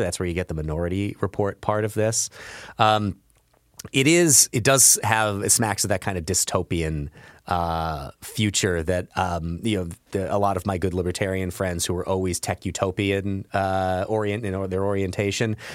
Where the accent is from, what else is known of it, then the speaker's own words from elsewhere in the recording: Belleville, Illinois, United States; I grew up in Belleville, Illinois, which is right across the river from Saint Louis, Missouri